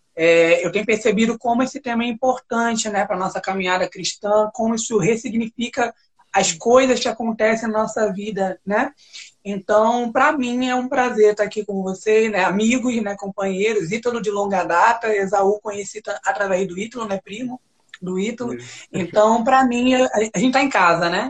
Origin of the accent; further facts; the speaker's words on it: Brazil; Eu sou brasileiro, nunca saí sair daí